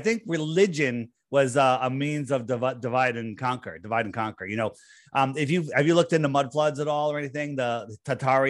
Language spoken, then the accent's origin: English; East Coast, United States; I grew up in the East Coast. I'm still here.